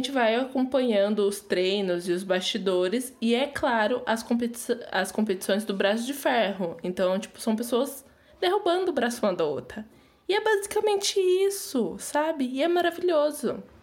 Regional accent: Brazil; a gente é brasileira

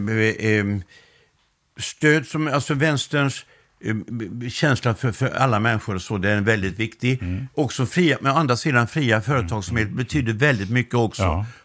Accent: Laholm, Halland County, Sweden; jag kommer från eh, Laholm och det är en utpräglad bondekommun.

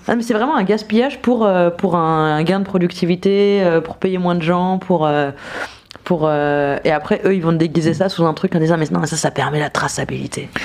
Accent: Nancy, Grand Est, France; j'ai grandi à Nancy

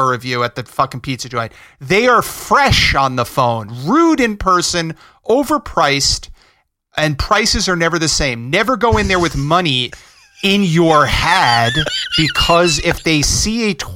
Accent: River Edge, New Jersey, United States; my hometown

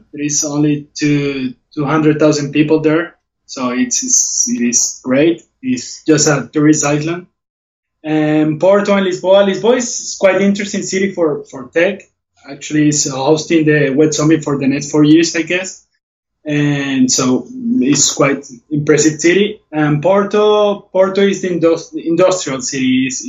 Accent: Venezuela; now in Barcelona, Spain; Yeah, I was also born and raised in Venezuela, but I have my heritage is Portuguese. So, but I consider myself a person of the world, a citizen of the world. Mm. And I came to Barcelona almost 10 years ago as well.

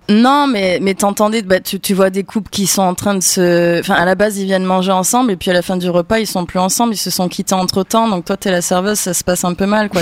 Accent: Avignon, Provence-Alpes-Côte d'Azur, France; je viens d'Avignon

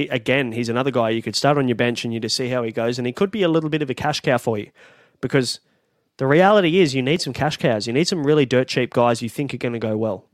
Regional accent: Sydney, New South Wales, Australia; I'm from Western Sydney

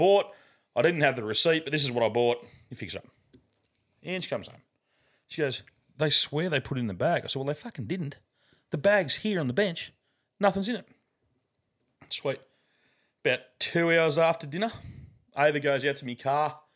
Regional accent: Australia; I'm from Taugham

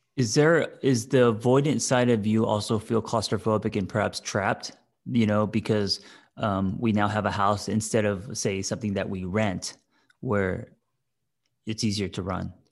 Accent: Glendale, United States; born or raised there; moved away

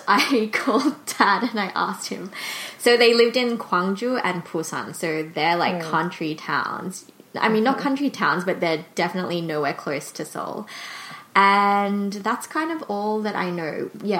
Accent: Australia; also born or lived in South Korea; So I grew up in Korea until I was just under three. I think I moved just before my third birthday to Australia.

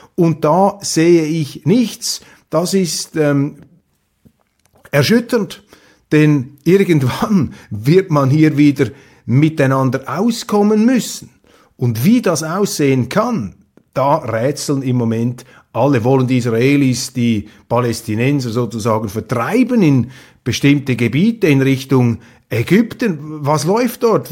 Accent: Switzerland; als Schweizer

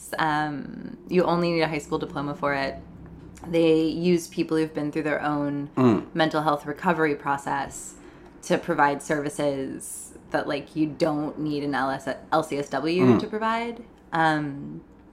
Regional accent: United States; being an American growing up with our, like, individual self-determination.

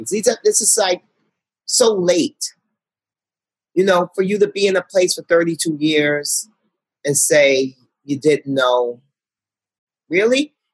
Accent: Harlem, New York, United States; I'm from Harlem. Women with great bodies walk around all day long in my community.

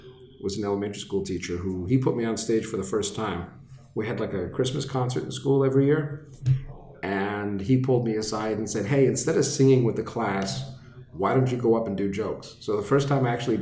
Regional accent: Laval, Quebec, Canada; I grew up in Laval

